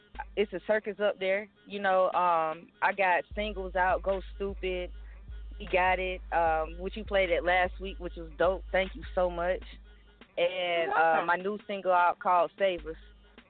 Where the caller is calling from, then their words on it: Atlanta, Georgia, United States; I'm calling from Atlanta.